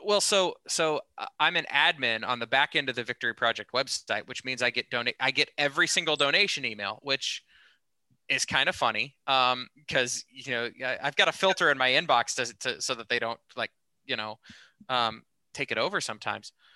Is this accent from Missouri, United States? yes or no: yes; Kansas City, Missouri, United States; born or raised there